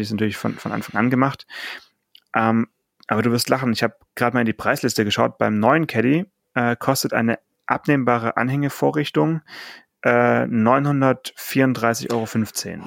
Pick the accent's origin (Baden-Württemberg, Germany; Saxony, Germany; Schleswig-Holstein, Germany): Baden-Württemberg, Germany; Swabia; ich bin ja geborener Schwabe